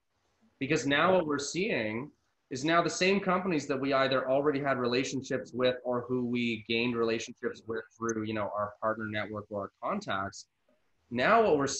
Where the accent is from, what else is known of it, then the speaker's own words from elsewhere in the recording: Canada; I'm Canadian